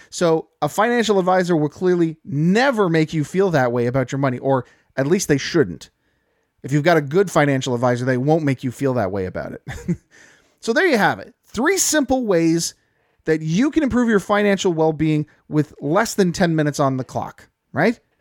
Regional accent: Canada; I'm a Canadian

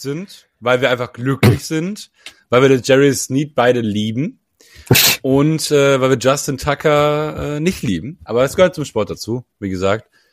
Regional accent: Germany; als Deutscher

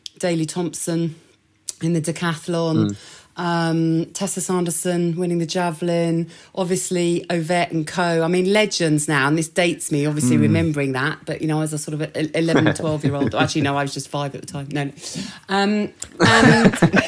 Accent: Essex, East of England, United Kingdom; where I grew up in Essex

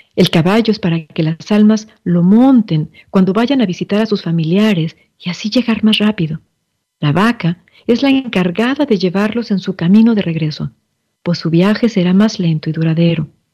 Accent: Mexico; desde mi ser mexicana

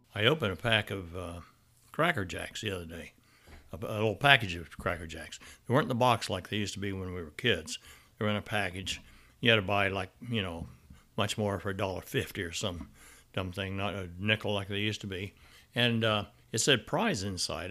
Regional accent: Arkansas, United States; my growing up in Arkansas

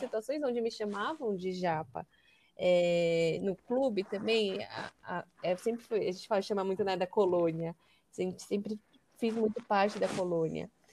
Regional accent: São Paulo, Brazil; também nasci em São Paulo, sempre vivi, morei em São Paulo

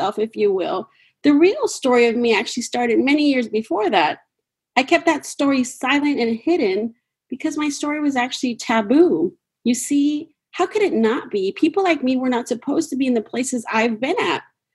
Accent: Mexico; moved away; I am from Mexico

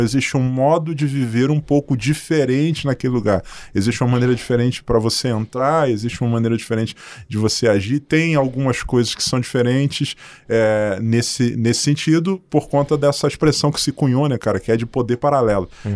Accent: Cruz do Espírito Santo, Paraíba, Brazil; also born or lived in Rio de Janeiro; now in Londrina, Brazil; Eu nasci numa cidade chamada Cruz do Espírito Santo, na, na Paraíba

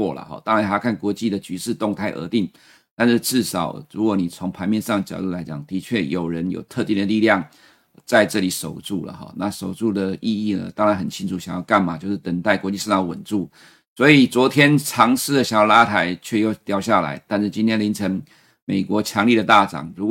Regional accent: Taiwan; 奇怪，我们台湾人常常用了两百四十天的均线年线

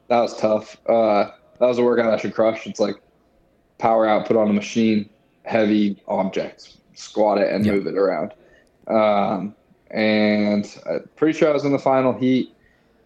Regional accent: Utah, United States; moved away as an adult; now in Jacksonville, United States; I'm from Utah

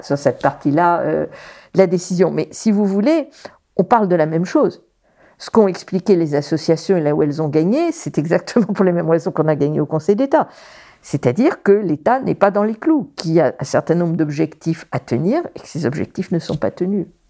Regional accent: Paris, Île-de-France, France; je grandis à Paris

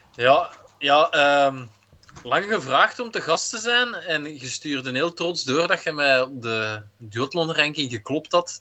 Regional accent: Belgium; als Belg

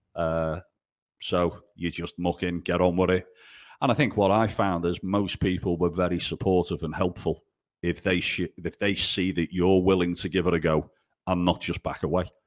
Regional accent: England, United Kingdom; also born or lived in Italy; Being English, you know, the whole world speaks English, uh, but being the only Englishman up a mountain in the Dolomites

